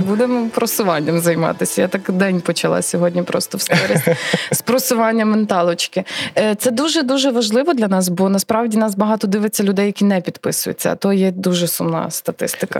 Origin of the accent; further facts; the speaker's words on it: Rivne Oblast, Ukraine; moved away as an adult; also born or lived in Lviv; вродженка Рівненщини, е, це ж моя мала батьківщина